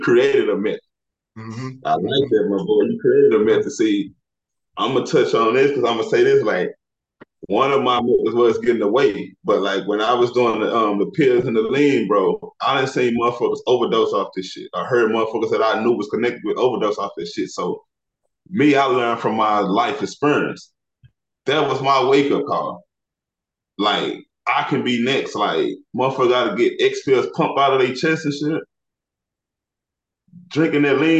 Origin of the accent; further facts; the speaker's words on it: Illinois, United States; moved away as an adult; now in Texas, United States; I'm from Illinois, bro. I stay in Texas